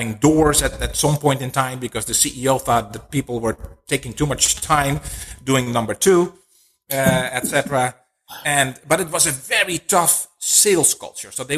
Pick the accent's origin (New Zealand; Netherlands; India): Netherlands; now in United States; we are both from the Netherlands originally. We lived in different countries